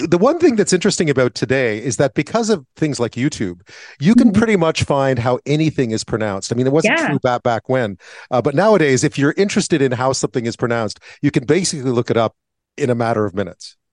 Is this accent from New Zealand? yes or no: no; Montreal, Quebec, Canada; I grew up in Montreal in French